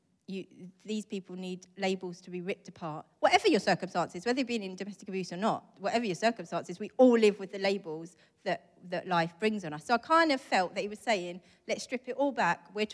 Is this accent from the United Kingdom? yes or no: yes; St Albans, East of England, United Kingdom; also born or lived in Israel; I'm from St. Albans